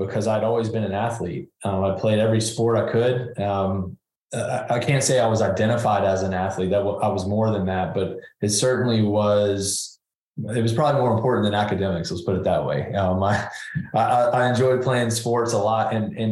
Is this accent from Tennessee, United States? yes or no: yes; Nashville, Tennessee, United States; Yeah, I grew up in Nashville, Tennessee, and had two loving parents, a younger brother